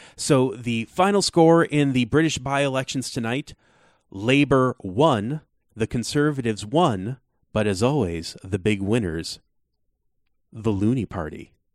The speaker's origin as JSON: {"language": "English", "country": "United States", "said": "As an American"}